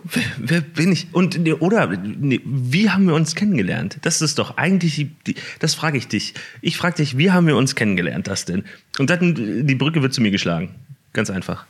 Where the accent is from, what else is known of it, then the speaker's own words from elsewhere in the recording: Hamburg, Germany; moved away as an adult; also born or lived in Siegen; Dann sind wir nach Hamburg gezogen und Kind und Kegel alle mit und dann hatten wir da in Hamburg äh, haben wir da gewohnt und das habe ich getan, bis ich 19 äh, war